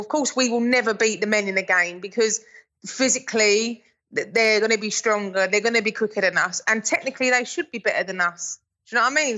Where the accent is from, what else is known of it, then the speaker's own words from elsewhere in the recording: England, United Kingdom; I'm English